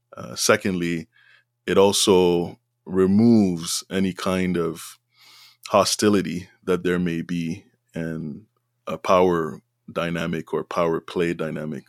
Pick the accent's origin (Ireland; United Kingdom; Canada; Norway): Canada; Montreal, Quebec; now in Ottawa, Canada; I was born and raised in Montreal, which is in Quebec, a francophone community